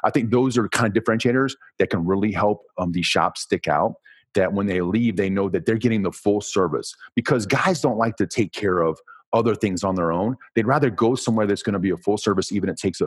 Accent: United States; I'm from America

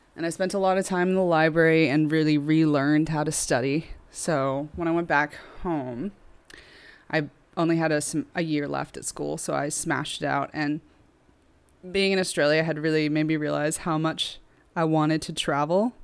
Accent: United States; moved away as an adult; now in Liverpool, United Kingdom; I'm American myself

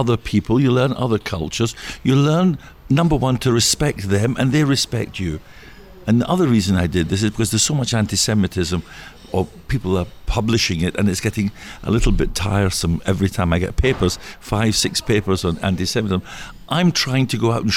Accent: Scotland, United Kingdom; accent: Scottish; moved away; my Scottish accent because I'm from Scotland

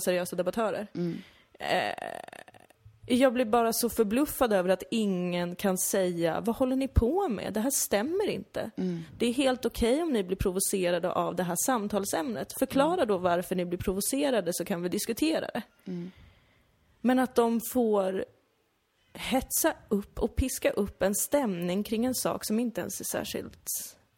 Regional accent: Täby, Stockholm County, Sweden; now in Malmö, Sweden; att växa upp där för att jag så himla gärna ville bli svensk

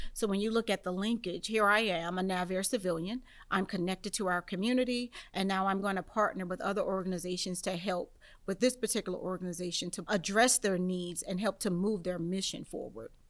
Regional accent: Charleston, South Carolina, United States; also born or lived in Southern Maryland; now in St. Mary's County, Maryland, United States; Charleston is my hometown

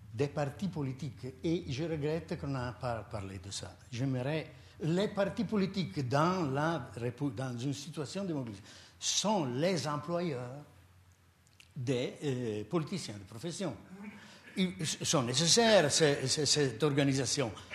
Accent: Italy; accent: strong Italian; French is a second language; now in Switzerland; je ne suis pas suisse, j'ai un fort accent italien

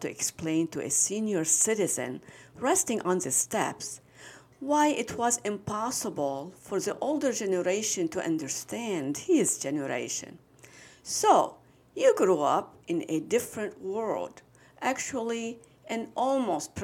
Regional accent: Lebanon; now in Michigan, United States; I'm from Lebanon.

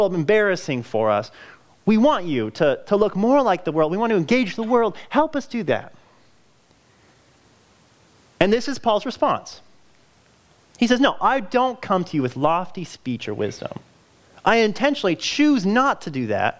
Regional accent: California, United States; moved away; I'm from California. That's where I grew up

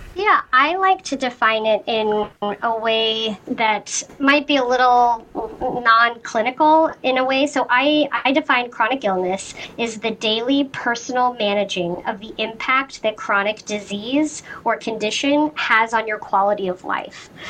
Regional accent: Sandy, Utah, United States; moved away as an adult; also born or lived in Hawaii; now in Boston, United States; I'm originally from Sandy, Utah, which is a you know suburb of Salt Lake City. I grew up there

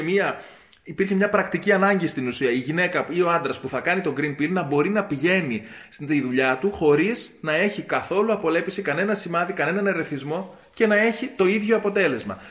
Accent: Greece; ήμουν περήφανο που είμαι Έλληνα

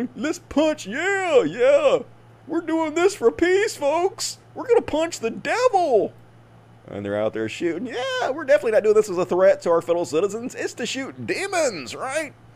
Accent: Mississippi, United States; growing up in Mississippi because I played out in the woods all the time

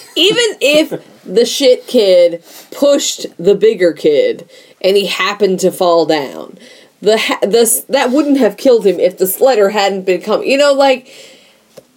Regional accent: Hampton Roads, Virginia, United States; Born and raised in Hampton Roads

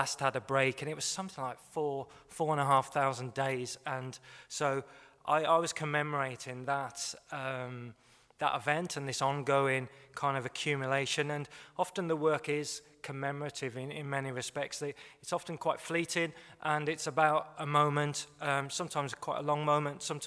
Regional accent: West Bromwich, West Midlands, United Kingdom; I'm from Birmingham, well, West Bromwich, but this was an iconic building for me growing up in the 70s in the Midlands

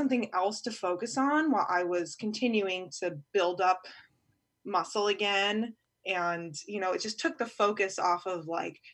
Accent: Virginia, United States; from Virginia

